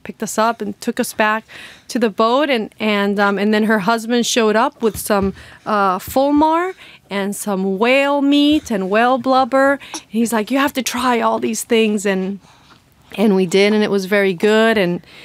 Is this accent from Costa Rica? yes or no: yes; Costa Rica; moved away as an adult; I'm from Costa Rica, and I was living in the Pacific coast